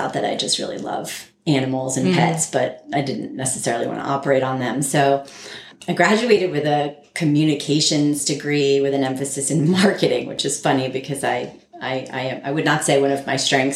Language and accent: English; New Jersey, United States; moved away as an adult; also born or lived in Connecticut / East Lansing, Michigan / Boston; I was born in Connecticut. And when we were two, I moved to New Jersey. And I spent all of my childhood there